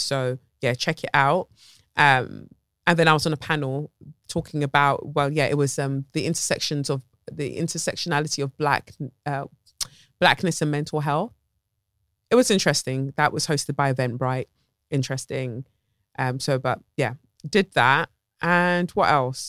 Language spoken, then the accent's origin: English; Lagos, Nigeria; moved away; Lagos, Nigeria. My hometown